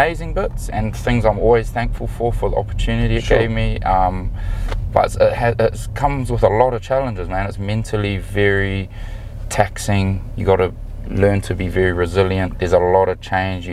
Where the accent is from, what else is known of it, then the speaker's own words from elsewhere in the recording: New Zealand; moved away as an adult; also born or lived in Auckland / Edinburgh / Glasgow; I grew up loving rugby. I'm from New Zealand